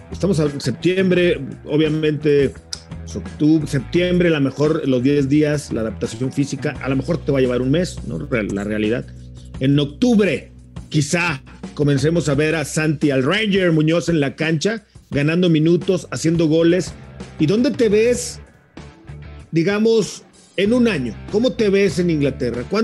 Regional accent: Mexico; como, como un mexicano más.

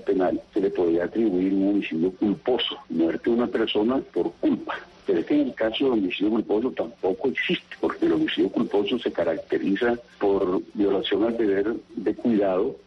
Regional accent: New York, United States; Yo soy de Nueva York

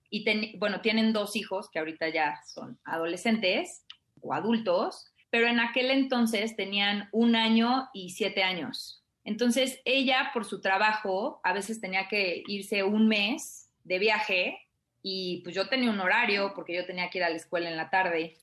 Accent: Mexico; moved away; yo crecí en provincia

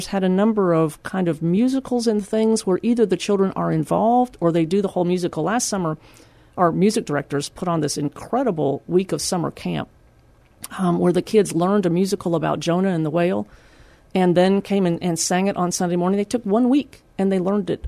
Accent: Austin, Texas, United States; also born or lived in Seguin, Texas; I grew up in Austin, and it was a wonderful place

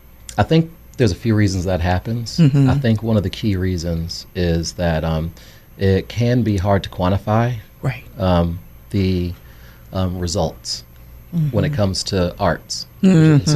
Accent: New York, United States; we're from New York

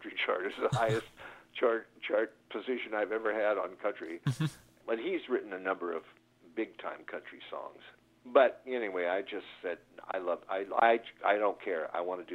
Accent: Arizona, United States; we grew up in Arizona

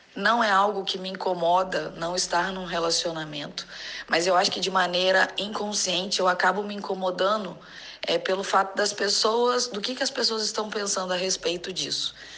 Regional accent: Rio de Janeiro, Brazil; eu tenho 30 anos, sou do Rio de Janeiro.

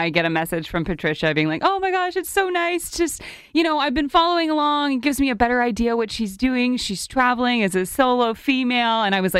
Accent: Ottawa, Ontario, Canada; we're from Ottawa.

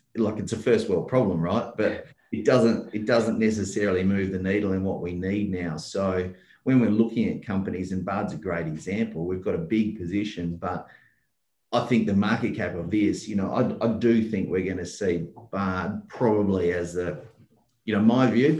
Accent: Perth, Western Australia, Australia; I'm from Perth and I'm in the Wild West, so to speak, and it's the resource capital of Australia

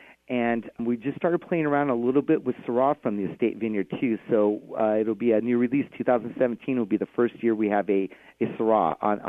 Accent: Napa, California, United States; now in Washington State, United States; I actually grew up in Napa, California.

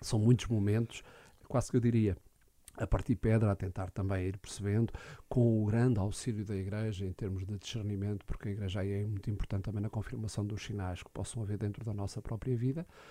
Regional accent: Alcobaça, Centro, Portugal; also born or lived in Lourinhã / Caldas da Rainha; Eu sou da Alcobaça

